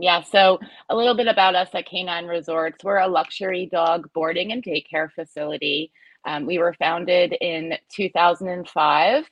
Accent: United States; moved away as an adult; also born or lived in New Jersey; my husband and I were were born and raised in the New York metro area

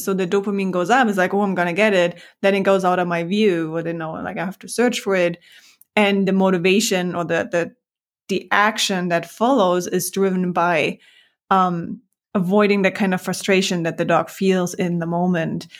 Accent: Germany; moved away as an adult; also born or lived in Hamburg, Germany / New York City, United States; I'm from Germany

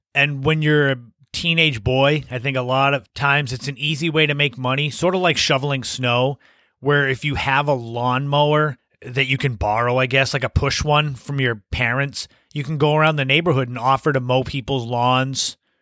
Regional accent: Cape Cod, Massachusetts, United States; also born or lived in Las Vegas; I had come back to Cape Cod from Las Vegas

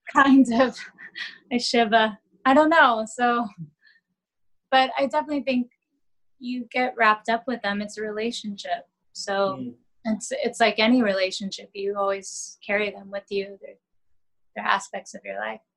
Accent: Dallas, Texas, United States; also born or lived in London, United Kingdom; now in New York City, United States; I'm Texan. I'm Southern

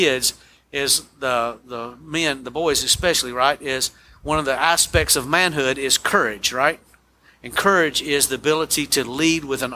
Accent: United States; American Christians

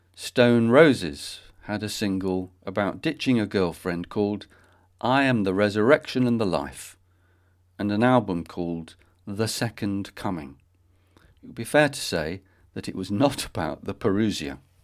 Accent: Manchester, North West England, United Kingdom; born or raised there

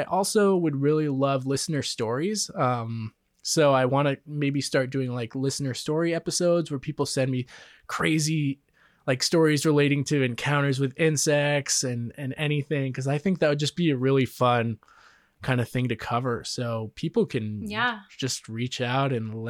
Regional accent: Vermont, United States; Yeah, we're from Vermont. Vermont is, you know, Ben and Jerry's, the home, the birth of Ben and Jerry's. So. Yeah, we got everything up there.

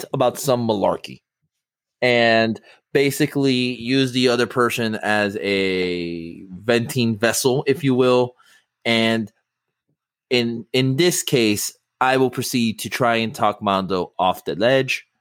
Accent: Miami, Florida, United States; Miami's still my hometown

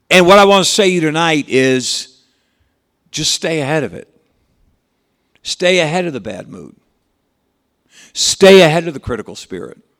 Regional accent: South Dakota, United States; You know, I was raised in South Dakota, and that's just what we do, you know.

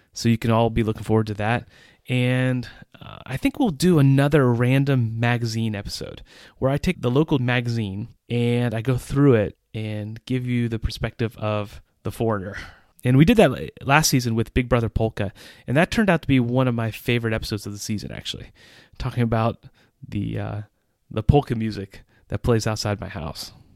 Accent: United States; moved away as an adult; now in Central Europe

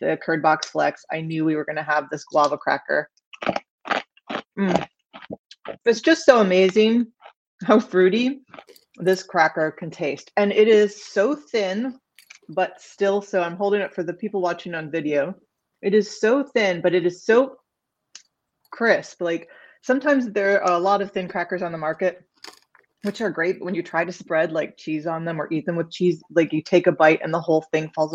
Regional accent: Midwest, United States; I grew up in the Midwest

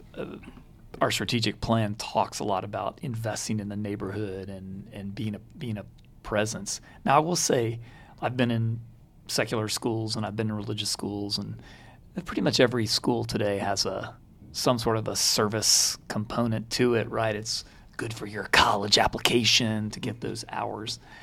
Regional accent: Baton Rouge, Louisiana, United States; We we grew up in Baton Rouge

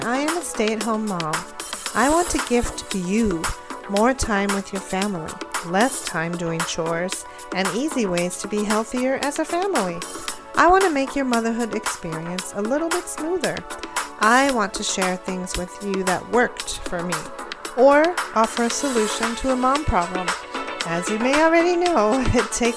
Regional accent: California, United States; also born or lived in New York; now in Pennsylvania, United States; I was born and raised in California

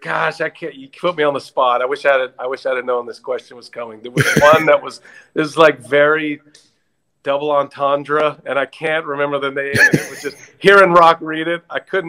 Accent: Texas, United States; moved away as an adult; now in Wisconsin, United States; Yeah, I grew up in Texas, unfortunately.

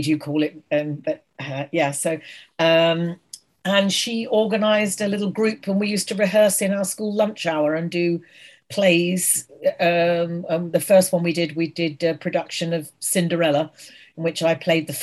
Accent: Guildford, South East England, United Kingdom; I was born in Guildford, Surrey, which is south of London.

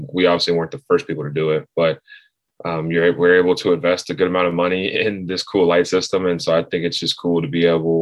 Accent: Knoxville, Tennessee, United States; I grew up in Knoxville, grew up coming to games

